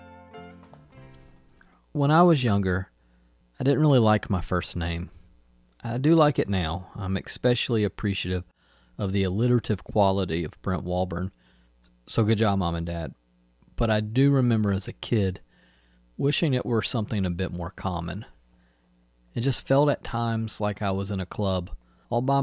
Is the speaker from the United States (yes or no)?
yes; Newnan, Georgia, United States; the street I grew up on in Noonan, Georgia, was Ironwood Court